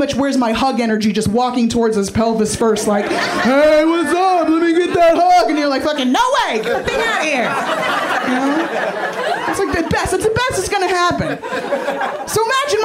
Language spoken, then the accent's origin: English; San Francisco, California, United States; I'm originally from San Francisco